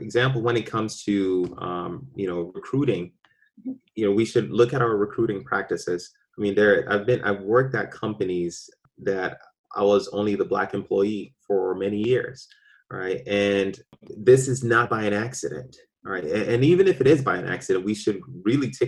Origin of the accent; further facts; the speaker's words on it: Ghana; now in Boston, United States; I was born in Ghana.